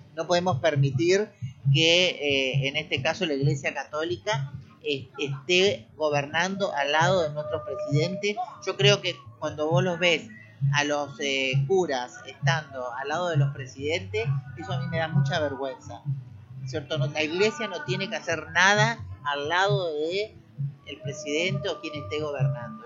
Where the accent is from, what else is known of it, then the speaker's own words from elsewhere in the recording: Argentina; en mi país lo estamos viendo, es en Argentina